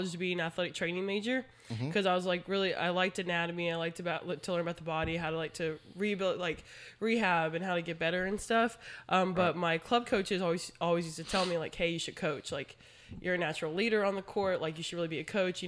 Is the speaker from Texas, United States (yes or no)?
yes; San Antonio, Texas, United States; also born or lived in Ohio / Arkansas; I was born in San Antonio. Then we moved. Then we came back. And then I was in school from preschool all the way till high school. So I went to Brandeis High School